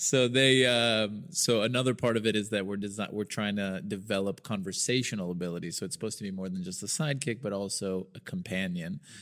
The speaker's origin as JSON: {"language": "English", "town": "Birmingham", "region": "Alabama", "country": "United States", "tie": "born or raised there", "moved": "as an adult", "lives_now": "Israel", "said": "I grew up in Birmingham, Alabama"}